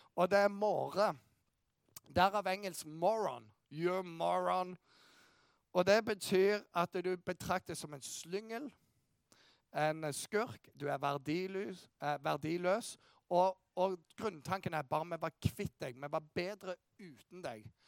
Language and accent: Norwegian; Bryne, Rogaland, Norway; jeg kommer fra Bryne